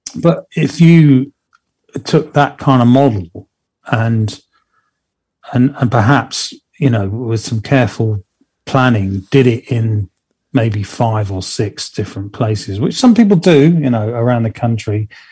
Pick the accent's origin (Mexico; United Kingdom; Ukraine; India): United Kingdom; Plymouth, South West England; here local in my hometown of Plymouth